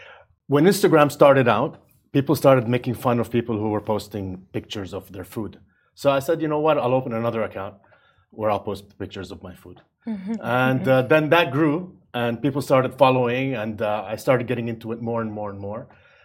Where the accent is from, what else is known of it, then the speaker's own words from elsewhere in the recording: Jeddah, Makkah Province, Saudi Arabia; also born or lived in Far East / United States / Europe; I'm from Saudi Arabia, which is where the … name comes from. I wanted to have something that shows my Arab heritage. So I chose … because I'm from Jeddah, from Saudi Arabia, and I move around a lot.